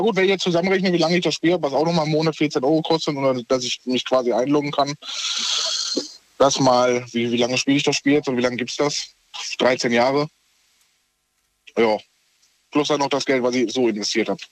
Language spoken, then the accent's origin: German; North Rhine-Westphalia, Germany; moved away as an adult; also born or lived in Bavaria; aus Bayern wieder nach äh, NRW. Mhm. Ähm, zu meiner Heimat